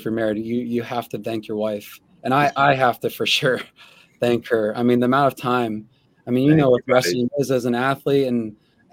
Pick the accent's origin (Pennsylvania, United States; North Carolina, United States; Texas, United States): Pennsylvania, United States; Freedom; moved away; also born or lived in Titusville, Pennsylvania; I'm from Freedom, but I actually graduated from Titusville, a Northwest school out of the D10